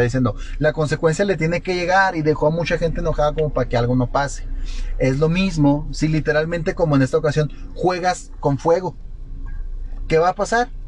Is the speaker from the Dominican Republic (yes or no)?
no; Mexico; also born or lived in Guadalajara; somos Estados Unidos mexicanos